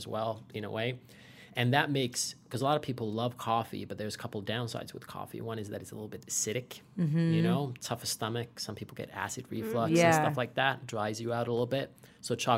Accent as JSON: {"language": "English", "country": "Finland", "tie": "born or raised there", "said": "I was born and raised in Finland, so I'm a 13th generation family farmer out of there."}